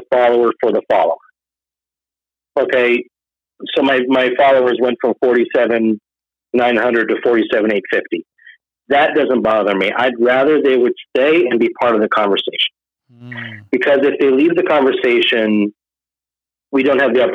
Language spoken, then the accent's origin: English; Israel; now in United States; being an American in Israel was kind of like a popular thing at the time when I was growing up.